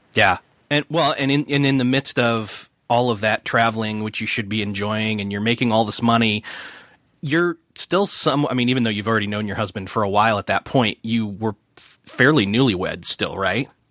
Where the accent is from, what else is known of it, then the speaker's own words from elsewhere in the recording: Rochester, New York, United States; moved away; I'm originally from Rochester, New York